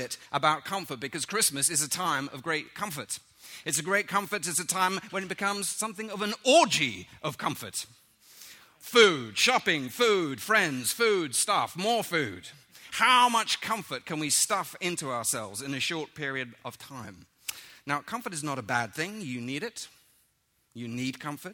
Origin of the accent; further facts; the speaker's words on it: London, United Kingdom; moved away; I grew up in London